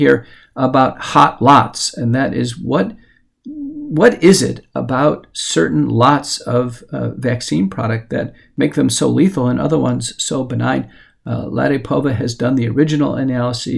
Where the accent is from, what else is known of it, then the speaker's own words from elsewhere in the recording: United States; as an American